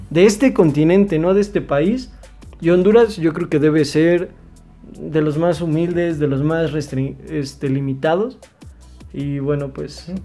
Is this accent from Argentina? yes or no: no; Mexico